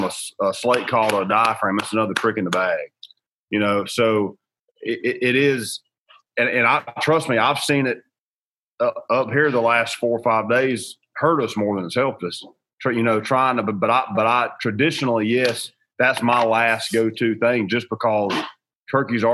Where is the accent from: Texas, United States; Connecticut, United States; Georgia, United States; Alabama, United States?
Georgia, United States; I grew up in the South. I'm from Georgia